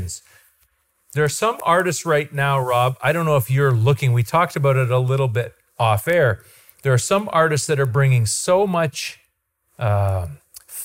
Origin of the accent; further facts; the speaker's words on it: Goderich, Ontario, Canada; I'm from Ontario. And he goes, where are you from? And I say, Goderich